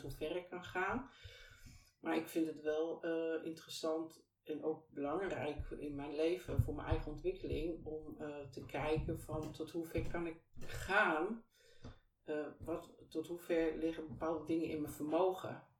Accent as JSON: {"language": "Dutch", "town": "Deventer", "region": "Overijssel", "country": "Netherlands", "tie": "born or raised there", "also_born_or_lived": "Twello / IJsselmuiden", "moved": "as an adult", "lives_now": "Kampen, Netherlands", "said": "ik ben geboren en getogen in Deventer. En ongeveer op mijn uh, zevende, e naar Twello verhuisd. En vanuit Twello ben ik op mijn achttiende weer naar Deventer gegaan"}